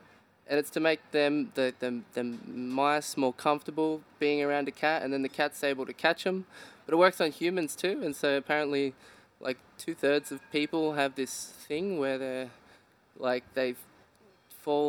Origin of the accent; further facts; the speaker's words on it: Dandenong Ranges, Victoria, Australia; I grew up in the Dandenong Ranges in Victoria.